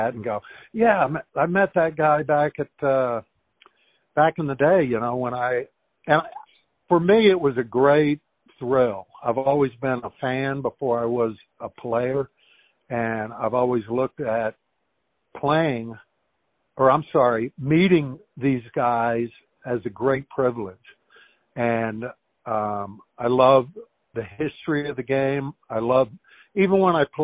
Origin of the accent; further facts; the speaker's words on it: Houston, Texas, United States; here in my hometown in Houston